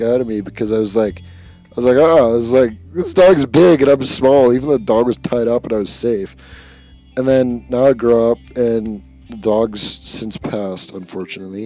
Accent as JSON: {"language": "English", "town": "Comox", "region": "British Columbia", "country": "Canada", "tie": "born or raised there", "said": "I grew up on the Comox Reserve, and I'm still currently living on the Comox Reserve"}